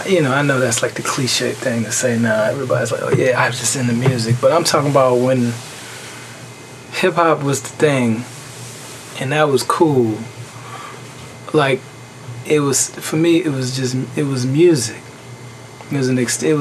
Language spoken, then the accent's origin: English; Chicago, Illinois, United States; also born or lived in Louisiana; I was born in Chicago. I left there around kindergarten